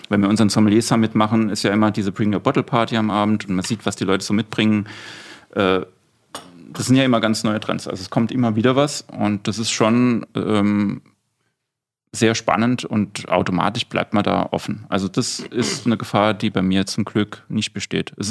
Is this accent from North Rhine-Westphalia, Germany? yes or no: no; Saarland, Germany; also born or lived in Austria; now in Palatinate, Germany; als gebürtiger Saarländer